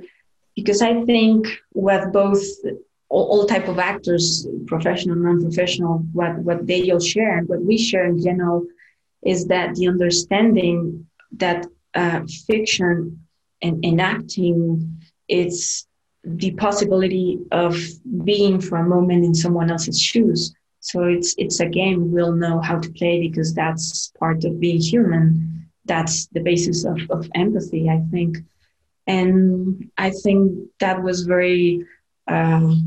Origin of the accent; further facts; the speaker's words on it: Guanajuato, Mexico; my hometown, Guanajuato